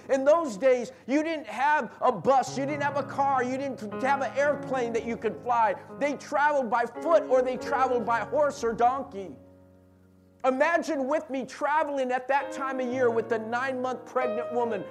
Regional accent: San Jose, California, United States; we're from San Jose.

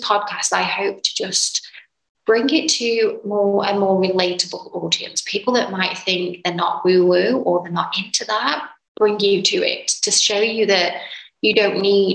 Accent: England, United Kingdom; moved away as an adult; now in Dubai, United Arab Emirates; I'm from a little town / city, I guess, in England, United Kingdom

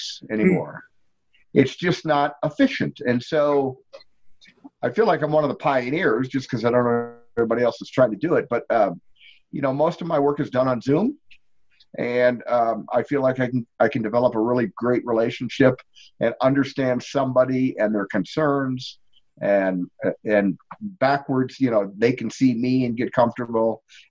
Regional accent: Detroit, Michigan, United States; moved away as an adult; now in Colorado Springs, United States; I grew up in Detroit, Michigan

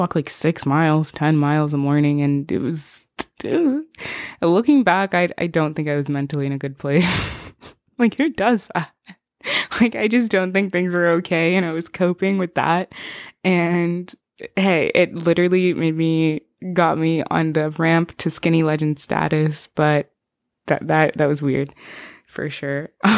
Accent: Zimbabwe; first language Shona; English is a second language; I'm from Zimbabwe originally. That's where I'm from. That's where I was born. But we speak Shona in the house.

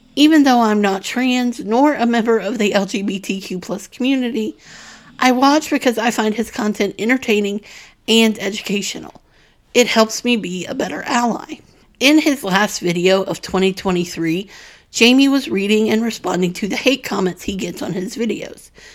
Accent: the Bible Belt, United States; Growing up in the Bible Belt

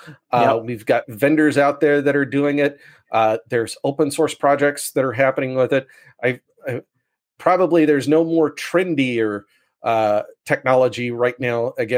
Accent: United States; accent: American; now in Sydney, Australia

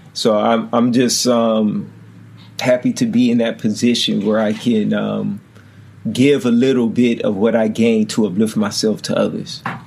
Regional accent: Oakland, California, United States; as a kid growing up in Oakland

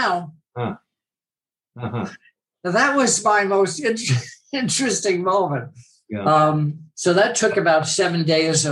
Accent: United States; As an American

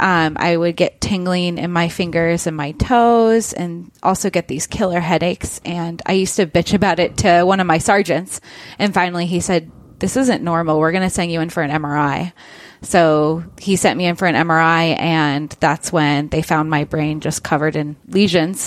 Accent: Kirkland, Washington, United States; I grew up in Kirkland, so I am local.

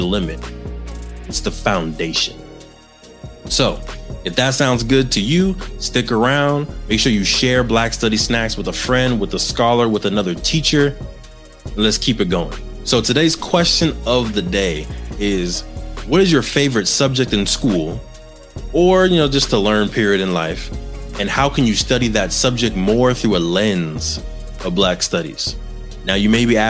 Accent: Los Angeles, California, United States; I grew up in the San Fernando Valley of California, Southern California, right outside of Los Angeles

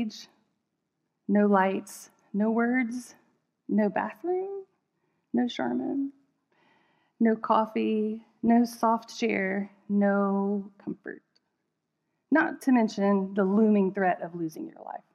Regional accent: United States; especially as an American

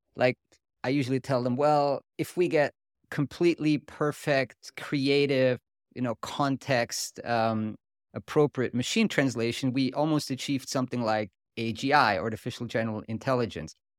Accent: Switzerland; accent: Swiss German; first language Swiss German; English is a second language; my native language is German, kind of Swiss German

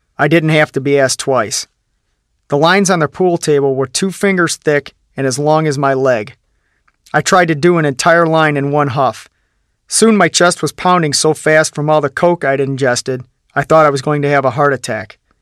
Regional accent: Midwest, United States; also born or lived in Sylvania; I lived in a one-room apartment in my hometown

